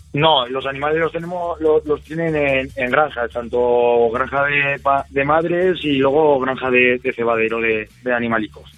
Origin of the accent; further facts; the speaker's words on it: Carcastillo, Navarre, Spain; yo soy de Carcastillo, trabajo en el pueblo de Alao, Caparroso